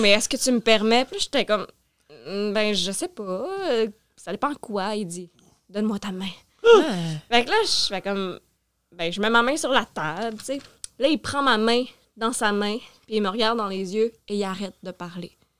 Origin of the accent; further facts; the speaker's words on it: Sherbrooke, Quebec, Canada; Je suis née à Sherbrooke, mais j'ai vraiment grandi en région